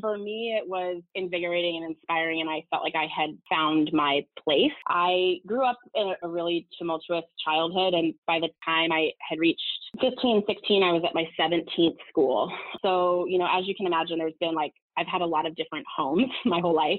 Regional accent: Southern California, United States; moved away as an adult; also born or lived in Los Angeles, United States; now in New York, United States; I'm from Southern California and had moved

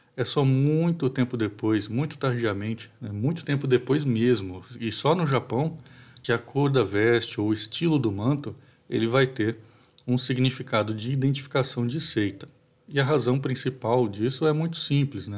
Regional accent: Brazil; nós como, como brasileiros

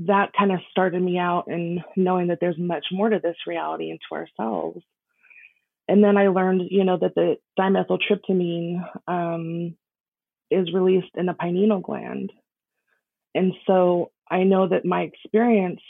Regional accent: Las Vegas, Nevada, United States; I was born and raised in Las Vegas.

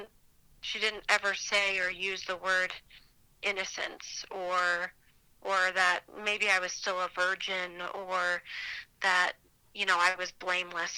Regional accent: Provo, Utah, United States; I grew up in Utah County, so schools and churches were filled with very similar types of people

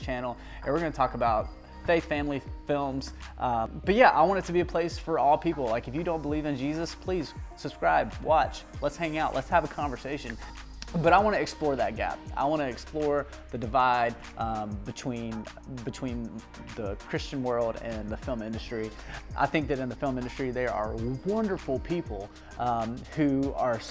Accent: the Bible Belt, United States; growing up in the Bible Belt

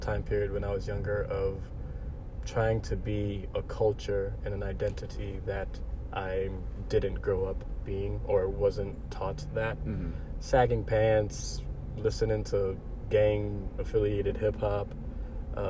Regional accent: Chicago, Illinois, United States; I was born here in Chicago, and my family was born in South Africa

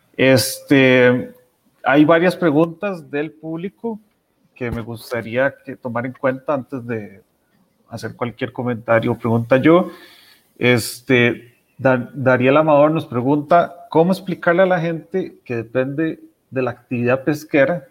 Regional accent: Costa Rica; como costarricenses

